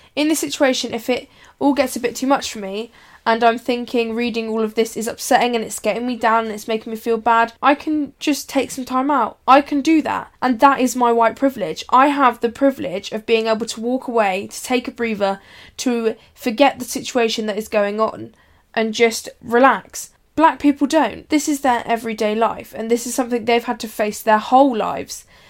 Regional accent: United Kingdom

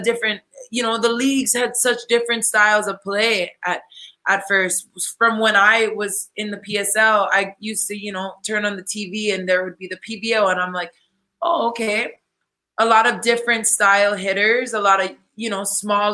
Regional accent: Hawaii, United States; now in Puerto Rico; my hometown in Hawaii

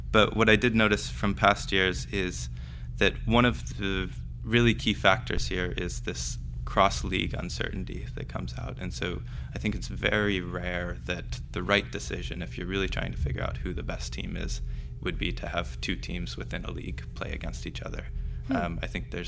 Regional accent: Oregon, United States; moved away as an adult; also born or lived in Stanford, California, United States / Toronto, Canada; now in Cambridge, United Kingdom; I grew up in Oregon. I went to school there as a kid

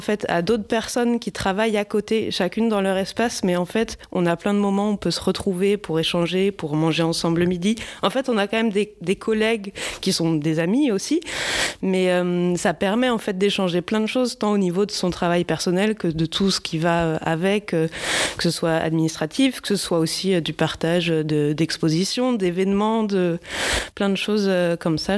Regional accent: Brittany, France; moved away as an adult; je viens de Bretagne, mais j'ai passé longtemps ailleurs en France en études

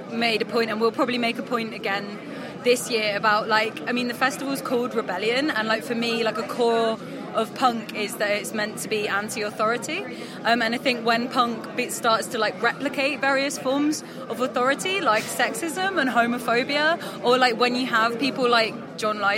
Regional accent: near Bristol, near Stroud, South West England, United Kingdom; moved away as an adult; now in London, United Kingdom; growing up around the Bristol area

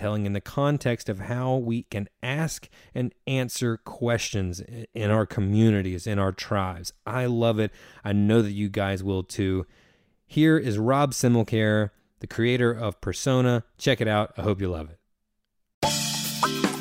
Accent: Washington, North Carolina, United States; I'm originally from Little Washington, which is a town of like 10,000 people on the coast, which my mom still lives there

